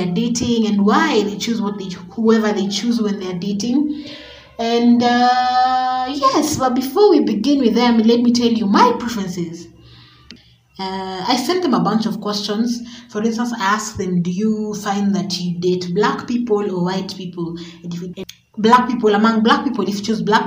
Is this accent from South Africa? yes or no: no; Kenya; we're Kenyan